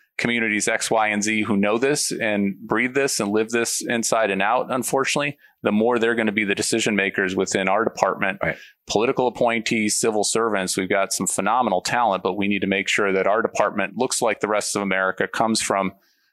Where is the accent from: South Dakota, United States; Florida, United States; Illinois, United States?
Illinois, United States; I grew up in a steel mill community in a small town in Illinois, a very polluted place